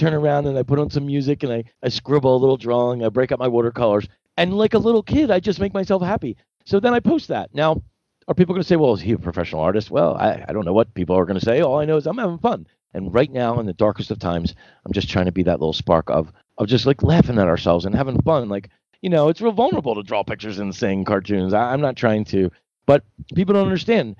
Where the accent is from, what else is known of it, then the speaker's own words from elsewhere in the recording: Philadelphia, Pennsylvania, United States; moved away; I came from Philadelphia, really a place where it's the mural capital of the world, a big art. So I grew up loving it.